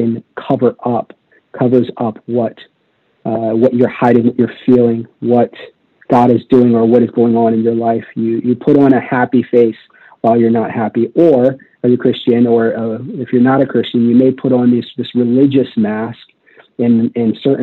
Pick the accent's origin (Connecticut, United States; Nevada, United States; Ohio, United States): Nevada, United States; Las Vegas; I was raised in Las Vegas, Nevada